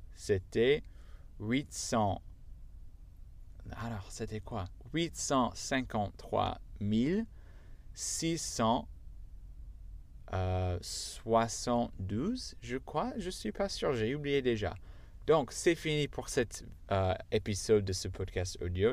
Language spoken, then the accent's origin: French; United States; accent: American; first language English; French is a second language; moved away; Je suis américain, donc euh, j'ai pas d'accent euh, anglais parfait, j'ai l'accent américain parfait parce que je suis américain